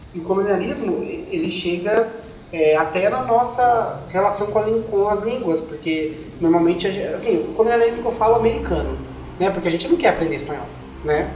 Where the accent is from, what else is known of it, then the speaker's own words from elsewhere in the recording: Southeast Brazil, Brazil; dos sudestinos, né, que somos nós, do Sudeste